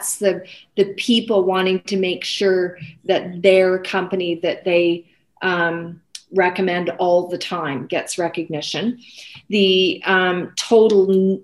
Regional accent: Canada; I think we're Canadian.

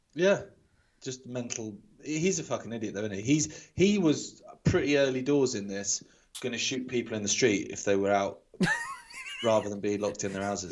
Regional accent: England, United Kingdom; being typically English

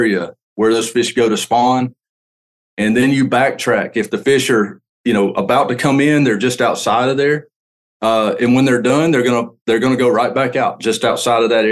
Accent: Lake Martin, Alabama, United States; I grew up on Lake Martin

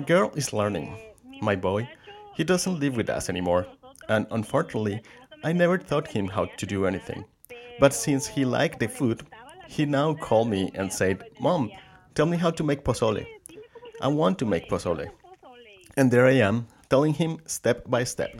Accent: Colombia; also born or lived in Boston, Massachusetts; now in Mendocino County, United States; I'm originally from Colombia

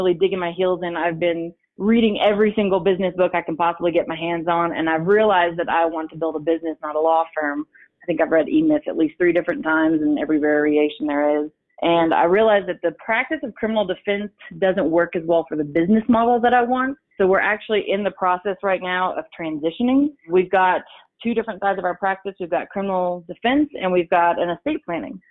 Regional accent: Tennessee, United States; moved away as an adult; also born or lived in Denver; now in Colorado Springs, United States; I'm originally from Tennessee

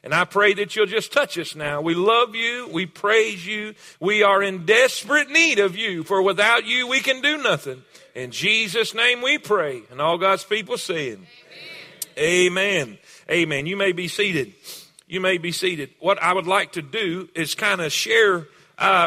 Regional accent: South Florida, United States; I'm from South Florida. I'm Florida cracker.

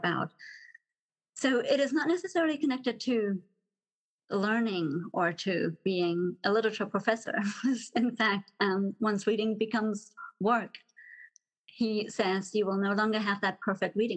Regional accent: Germany; moved away as an adult; also born or lived in Texas; now in Dallas, United States; So I'm originally from Germany, grew up in Germany

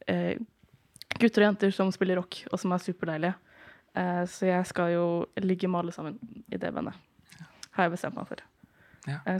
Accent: Østfold, Norway; Jeg er 23 år, og jeg er bifil fra Indre Østfold.

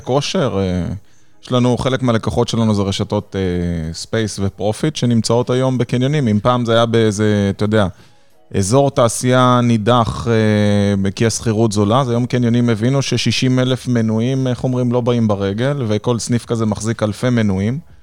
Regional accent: Nes Ziona, Central District, Israel; אתה יודע שזה עיר הולדתי

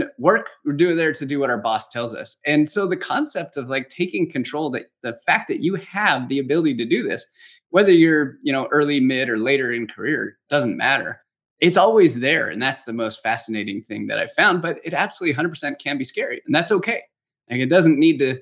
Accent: Los Angeles, California, United States; now in Phoenix, United States; I was born and raised in Los Angeles, California.

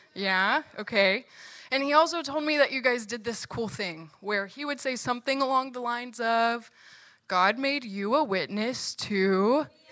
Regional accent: Virginia, United States; moved away; I'm from Virginia, and all of my family still lives there

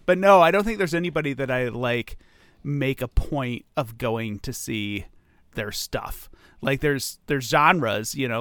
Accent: United States; as an American

